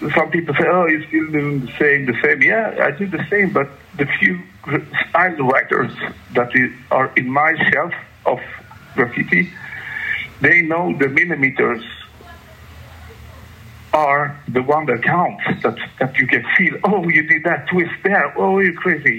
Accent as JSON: {"language": "English", "town": "Gothenburg", "region": "Västra Götaland", "country": "Sweden", "said": "I come from Gothenburg, the second city"}